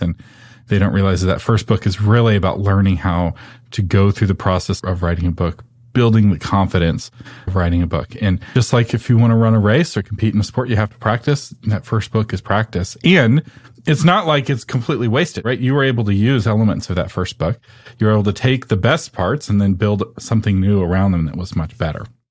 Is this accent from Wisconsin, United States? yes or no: no; Texas, United States; I'm from Texas